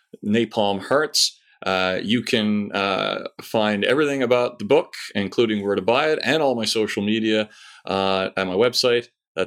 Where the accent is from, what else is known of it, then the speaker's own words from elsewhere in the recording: Newfoundland and Labrador, Canada; moved away as an adult; also born or lived in Ottawa; now in London, United Kingdom; My now ex-wife. I moved away from Newfoundland when I was 22 with the young lady in question. We lived in Ottawa, Ontario for about 8 years.